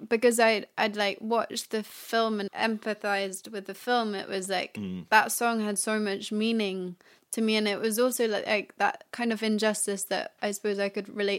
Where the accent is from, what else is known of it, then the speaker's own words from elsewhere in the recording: Paris, Île-de-France, France; Oh yeah, I grew up in Paris.